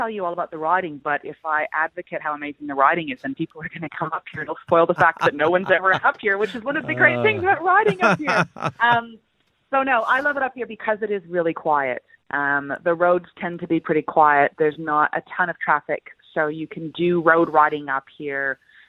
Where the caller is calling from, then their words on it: Macedon Ranges, Victoria, Australia; I'm calling in from the Macedon Ranges, which is where I call home.